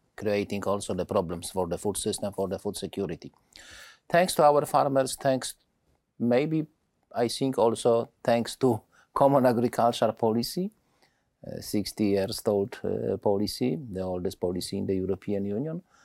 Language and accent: English; Poland; my home country, Poland